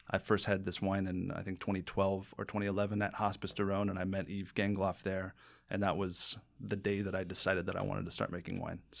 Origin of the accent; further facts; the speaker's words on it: San Diego, California, United States; Uh, San Diego, California.